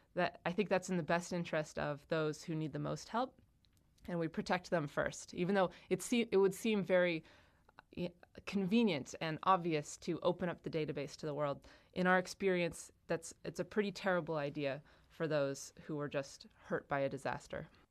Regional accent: Monson, Massachusetts, United States; my hometown in half. In Western Massachusetts

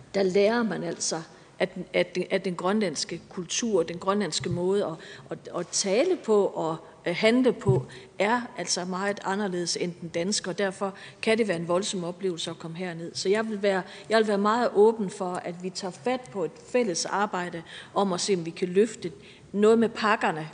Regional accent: Viborg, Central Denmark Region, Denmark; jeg kommer fra Viborg

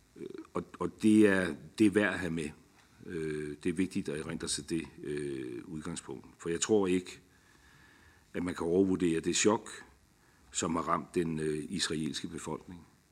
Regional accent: Denmark; som dansker

